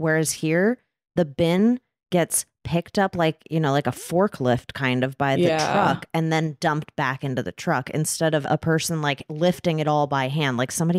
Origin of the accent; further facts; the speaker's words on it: California, United States; I feel like growing up in Southern California, our trash person always came around like 5 a.m.